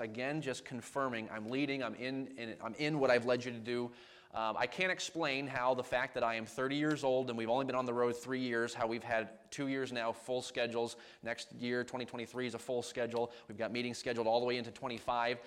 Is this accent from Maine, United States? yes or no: yes; Maine, United States; now in New York, United States; growing up in Maine, I grew up in a household that just loved sports